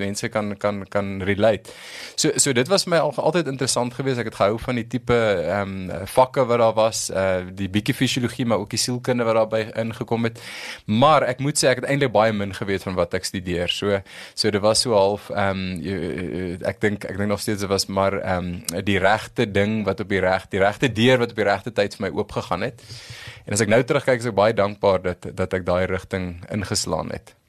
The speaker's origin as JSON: {"language": "Afrikaans", "town": "Pretoria", "region": "Gauteng", "country": "South Africa", "tie": "born or raised there", "said": "groot geword in Waterkloof, eh, 'n uh, broer, 'n suster, so 'n regte Pretoria storie"}